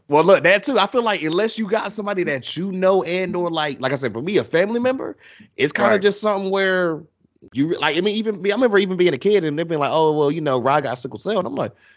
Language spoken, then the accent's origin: English; North Carolina, United States; I'm down here in North Carolina